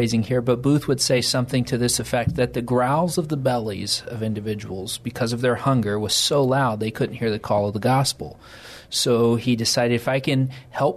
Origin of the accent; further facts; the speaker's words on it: Odessa, Texas, United States; also born or lived in Northwest Arkansas; I grew up in Odessa, Texas, so native Texan here